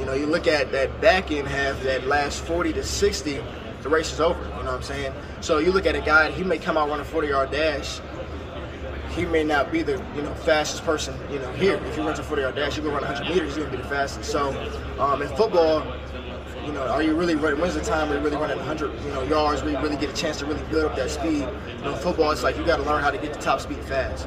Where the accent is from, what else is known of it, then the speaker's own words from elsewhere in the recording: Northeast Ohio, United States; I'm obviously from North, Northeast Ohio. I grew up a Browns fan